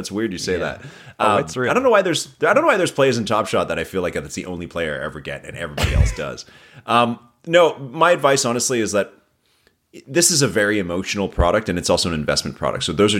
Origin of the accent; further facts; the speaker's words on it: Toronto, Ontario, Canada; I grew up downtown Toronto, so I'm a Raptors fan